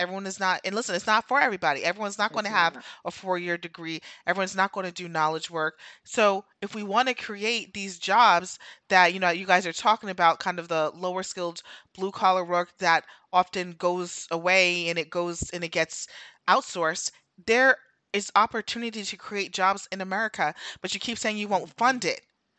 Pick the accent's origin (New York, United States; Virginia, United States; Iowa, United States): New York, United States; New York City; I listen, I grew up in New